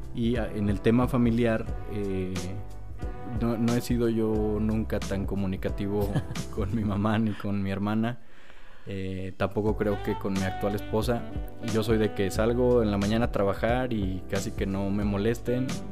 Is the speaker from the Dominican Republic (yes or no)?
no; Mexico; como buen mexicano, buen paisa yo